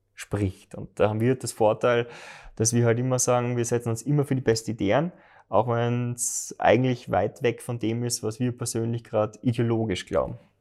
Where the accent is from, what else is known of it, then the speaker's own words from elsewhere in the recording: Graz, Styria, Austria; ich wohne in Liebenau, ich hätte fast einen Steinwurf entfernt von der Mur und bin dort aufgewachsen